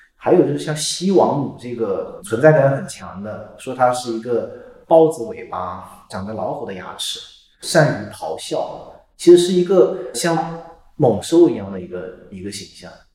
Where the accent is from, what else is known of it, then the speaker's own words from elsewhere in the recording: Hunan, China; 我是湖南人嘛